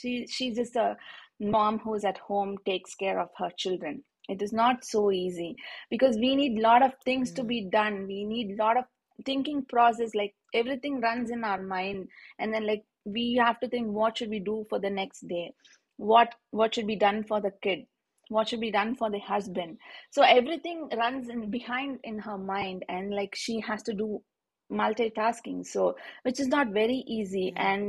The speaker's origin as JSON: {"language": "English", "country": "India", "tie": "born or raised there", "moved": "yes", "said": "I was born in a in India we call it as a middle class family, wherein like we're not very rich or very not very well to do, but we are okay."}